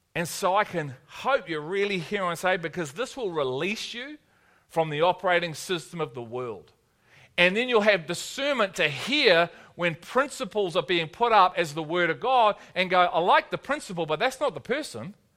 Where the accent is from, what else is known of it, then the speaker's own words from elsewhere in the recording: Liverpool, North West England, United Kingdom; I'm from Liverpool